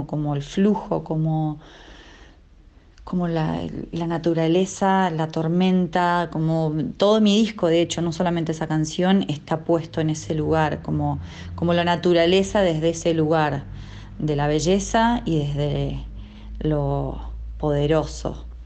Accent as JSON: {"language": "Spanish", "region": "Mendoza", "country": "Argentina", "said": "soy cantante, compositora y productora musical de la provincia de Mendoza, de Argentina."}